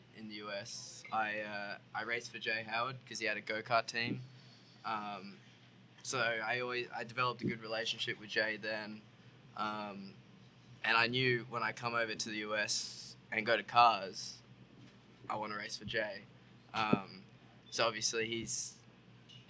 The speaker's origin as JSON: {"language": "English", "country": "Australia", "tie": "born or raised there", "moved": "yes", "lives_now": "United States", "said": "started growing up racing go-karts in Australia"}